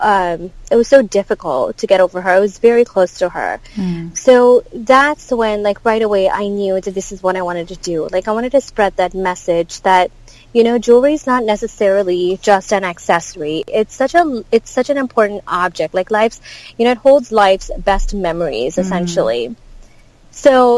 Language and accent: English; India; moved away as an adult; now in United States; I grew up in India